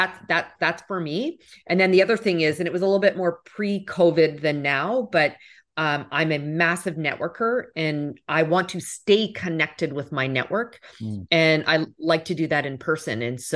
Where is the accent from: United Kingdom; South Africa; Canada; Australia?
Canada; now in United States; As a Canadian, I picked up hockey.